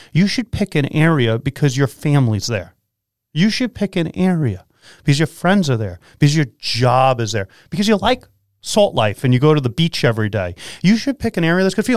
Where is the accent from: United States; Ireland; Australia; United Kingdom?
United States; New York; I am a New Yorker